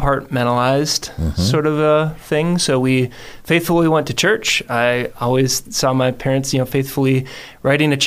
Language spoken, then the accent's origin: English; Buffalo, Minnesota, United States; now in Boise, United States; A little town called Buffalo, Minnesota